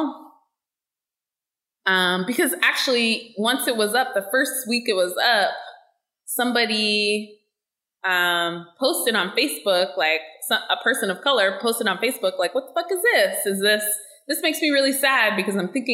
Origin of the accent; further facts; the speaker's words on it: Pittsburgh, Pennsylvania, United States; I was born and raised in Pittsburgh and I lived and grew up in the city and I live here now